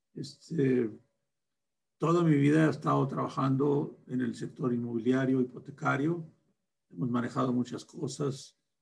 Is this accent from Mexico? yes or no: yes; Torreón, Coahuila, Mexico; moved away; also born or lived in Guadalupe Victoria, Durango; Soy de un rancho de Durango, de Guadalupe Victoria Durango, y me crié en Torreón.